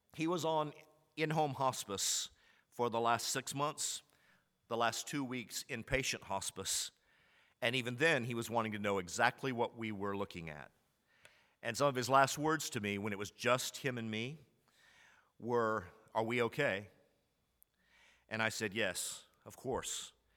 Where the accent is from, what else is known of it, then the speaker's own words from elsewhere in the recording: Commerce, Texas, United States; I was raised in Commerce, Texas, in a small university town